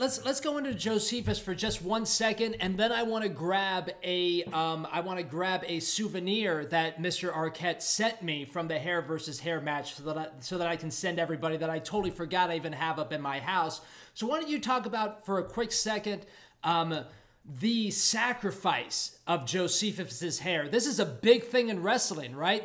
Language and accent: English; Los Angeles, California, United States; growing up in Los Angeles